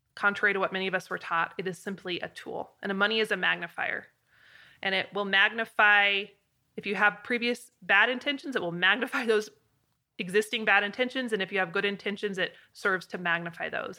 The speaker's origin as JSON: {"language": "English", "region": "Idaho", "country": "United States", "tie": "born or raised there", "said": "a little girl growing up in Idaho"}